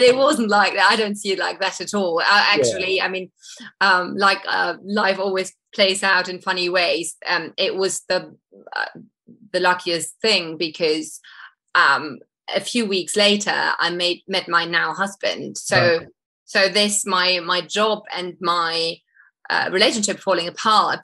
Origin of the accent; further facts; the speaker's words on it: Munich, Bavaria, Germany; moved away as an adult; my hometown of Munich